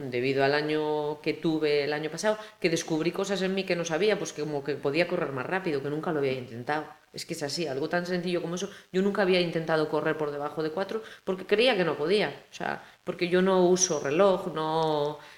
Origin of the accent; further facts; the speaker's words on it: Vilagarcía de Arousa, Galicia, Spain; me siento cercana aunque soy de Villa García o vivo en Villa García